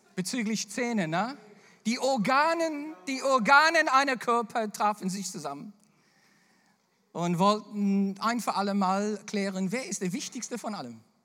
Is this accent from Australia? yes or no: yes; Australia; accent: Bavarian; German is a second language; moved away; also born or lived in Bavaria; mein australischer Humor